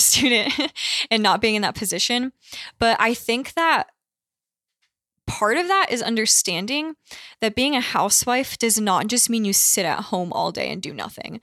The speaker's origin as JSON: {"language": "English", "region": "Connecticut", "country": "United States", "tie": "born or raised there", "said": "I grew up in Connecticut, which is not a very Catholic state"}